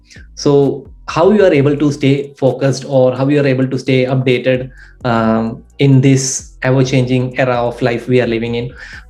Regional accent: India; English is a second language; Yeah, I'm from India.

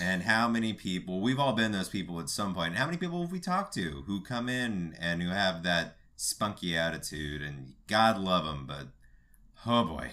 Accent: Los Angeles, California, United States; I'm from North Hollywood

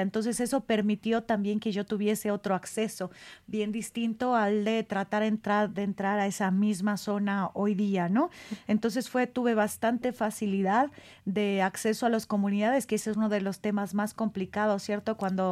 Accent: Michoacán, Mexico; now in Mexico City, Mexico; yo soy eh, michoacana

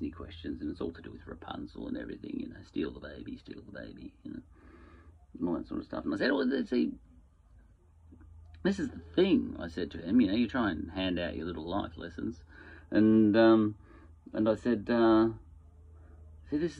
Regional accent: Australia; I'm an Australian.

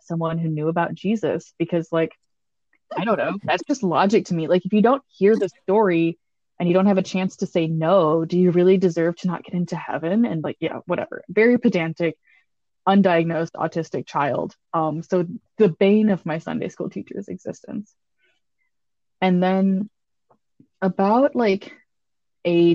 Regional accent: East Tennessee, United States; now in Wisconsin, United States; I grew up in East Tennessee

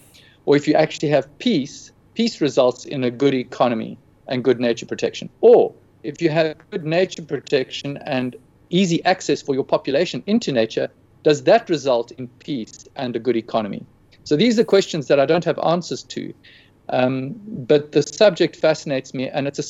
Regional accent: South Africa; As in being a South African?

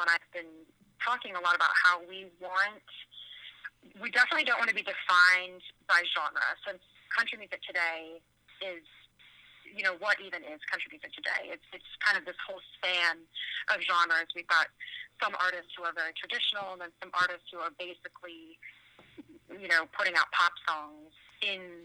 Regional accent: Virginia, United States; moved away as an adult; now in Nashville, United States; I was driving from Virginia back to Nashville. I had been back home visiting family

